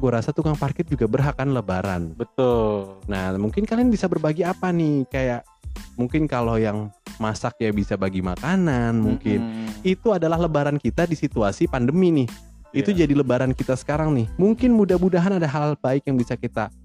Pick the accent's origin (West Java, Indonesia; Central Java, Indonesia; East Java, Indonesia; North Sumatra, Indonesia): West Java, Indonesia; Bekasi; born there; Gue sih bukan Garut, gue emang lahir di sini di Bekasi.